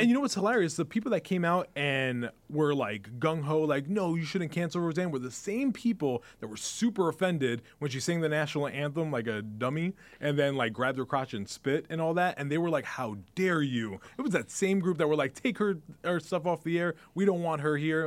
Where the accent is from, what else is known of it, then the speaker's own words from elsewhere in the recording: New York City, New York, United States; moved away; also born or lived in New Jersey; I grew up in the Bronx